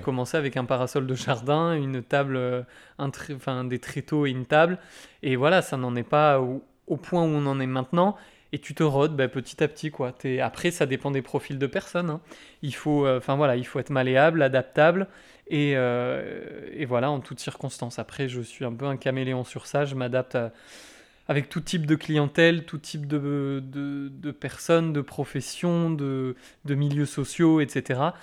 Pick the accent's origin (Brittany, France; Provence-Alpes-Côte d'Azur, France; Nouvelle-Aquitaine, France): Brittany, France; moved away as an adult; now in Landes, France; Je suis breton d'origine, mais, euh, mais landais maintenant euh, de cœur. Euh, puisque ça, fait, euh, ça va faire bientôt euh, huit 8 ans que je vis ici